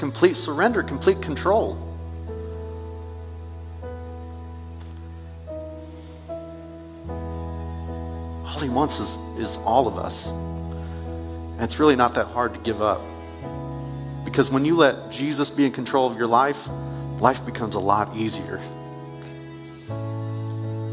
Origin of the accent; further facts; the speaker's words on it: United States; also born or lived in Northern Illinois; I grew up in Wayne County